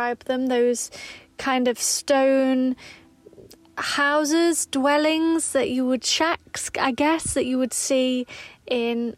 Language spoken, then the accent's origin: English; Derbyshire, East Midlands, United Kingdom; I'm from Derbyshire. I'm from a mining village in Derbyshire.